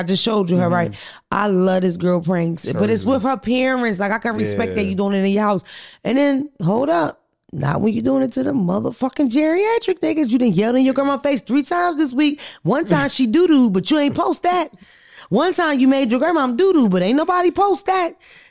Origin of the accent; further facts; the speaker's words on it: Philadelphia, Pennsylvania, United States; I'm from Philadelphia.